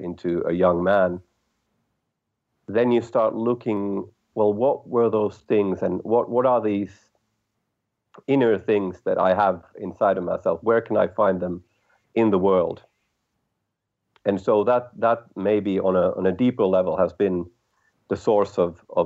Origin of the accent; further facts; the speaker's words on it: Helsinki, Uusimaa, Finland; My background is I'm from Helsinki, Finland